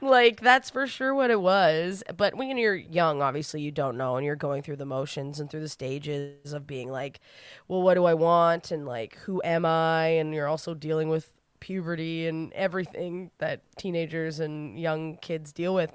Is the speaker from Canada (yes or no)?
yes; New Brunswick, Canada; I'm from New Brunswick, where everyone I know came out when they moved to Toronto